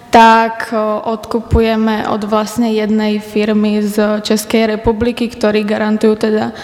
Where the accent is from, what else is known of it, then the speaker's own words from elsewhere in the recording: Skalica, Trnava Region, Slovakia; som zo Skalice a študujem na Strednej odbornej škole vinársko-ovocinárskej v Modre, odbor agroturistika